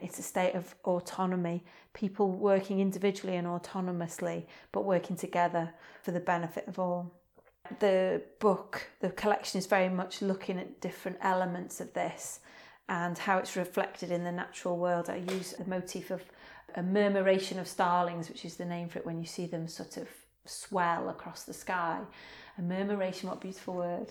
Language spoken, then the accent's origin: English; Wrexham, Wales, United Kingdom; I am a poet from Wrexham, North Wales